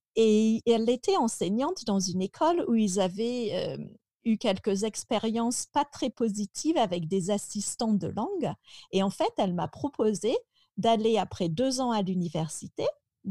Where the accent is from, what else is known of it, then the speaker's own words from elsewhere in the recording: Picardy, Hauts-de-France, France; Je suis très contente d'avoir grandi là-bas